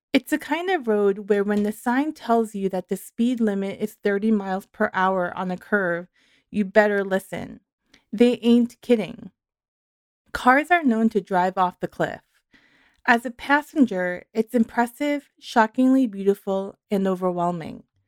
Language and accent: English; New York, United States; moved away; also born or lived in Santa Cruz; I grew up in New York